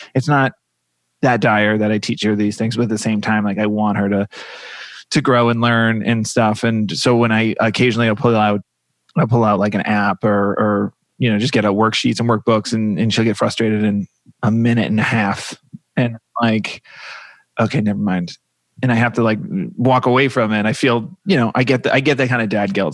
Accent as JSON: {"language": "English", "region": "Massachusetts", "country": "United States", "also_born_or_lived": "New York", "moved": "yes", "lives_now": "Los Angeles, United States", "said": "I am from Massachusetts"}